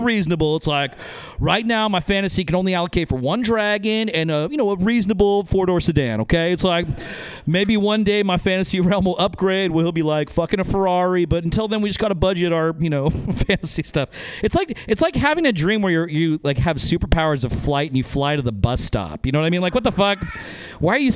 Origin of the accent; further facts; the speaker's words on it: Northern Nevada, United States; I'm from Northern Nevada